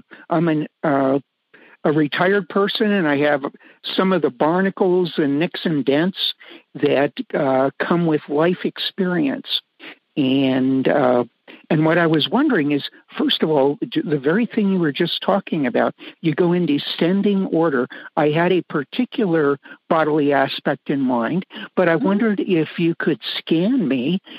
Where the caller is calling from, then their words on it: Colorado City, Colorado, United States; I am calling from, it's the Colorado City Rye area, 30 miles southwest of Pueblo, Colorado, in the beautiful Rocky Mountain foothills.